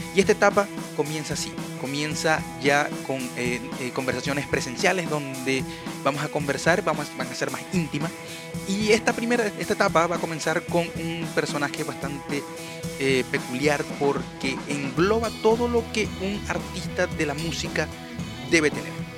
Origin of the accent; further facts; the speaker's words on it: Maracaibo, Zulia, Venezuela; moved away; Yo vengo de Maracaibo, donde el calor 24-7 es infernal